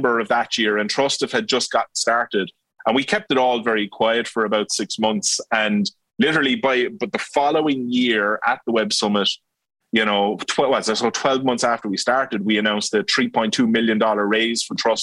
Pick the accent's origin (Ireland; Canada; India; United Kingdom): Ireland; West Cork, Munster; also born or lived in Dublin; now in Cork, Ireland; I grew up in West Cork, went to University College Cork